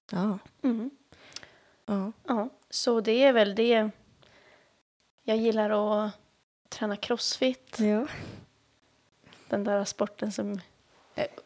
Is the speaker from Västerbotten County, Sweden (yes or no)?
no; Sundsvall, Västernorrland County, Sweden; moved away as an adult; also born or lived in Stockholm, Sweden; now in Long Beach, United States; jag är 25 år mm. gammal. Eh, jag är från Sundsvall ja. i Sverige.